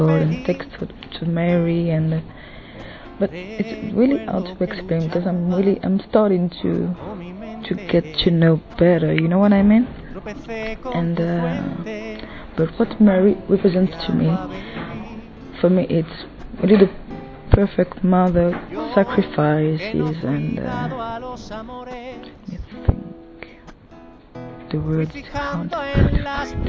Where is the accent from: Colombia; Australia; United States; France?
France; I come from France